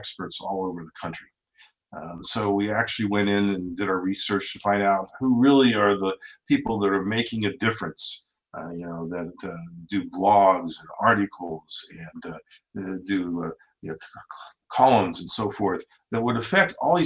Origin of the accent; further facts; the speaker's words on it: Ohio, United States; I grew up in Ohio